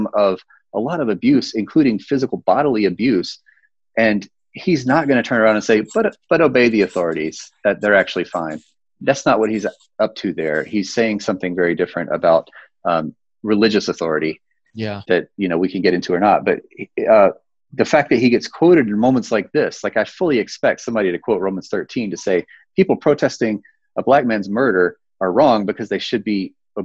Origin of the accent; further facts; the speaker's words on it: North Carolina, United States; now in Denver, United States; my home state